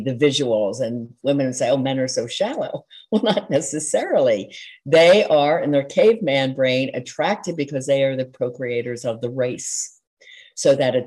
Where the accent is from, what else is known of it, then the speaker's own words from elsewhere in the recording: outside of Philadelphia, Pennsylvania, United States; I grew up outside of Philadelphia and we're very impassioned